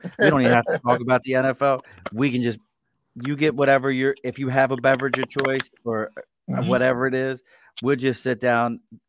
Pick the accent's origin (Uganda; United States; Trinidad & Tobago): United States; Baltimore, Maryland; I'm from Baltimore and from like the city and everything